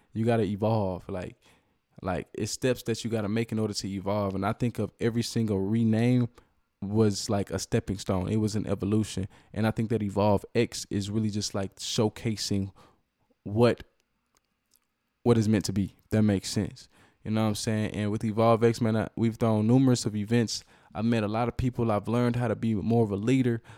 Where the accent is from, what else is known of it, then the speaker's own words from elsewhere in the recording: Cedar Hill, Texas, United States; also born or lived in Dallas, Texas / Oak Cliff / Duncanville; that's where I graduated high school from. It's really where I grew up